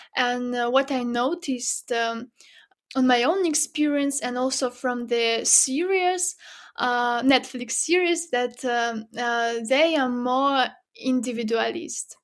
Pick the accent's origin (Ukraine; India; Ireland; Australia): Ukraine; Zhytomyr, Zhytomyr Oblast; moved away; my parents uh, that still live in my hometown. It's not a big city, not far from Kiev, as you mentioned. Um, uh, it's called Zhytomyr